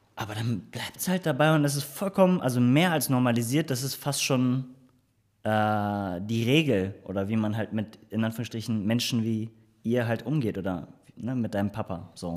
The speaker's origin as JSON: {"language": "German", "town": "Cologne", "region": "North Rhine-Westphalia", "country": "Germany", "tie": "born or raised there", "said": "ich bin gebürtiger Kölner"}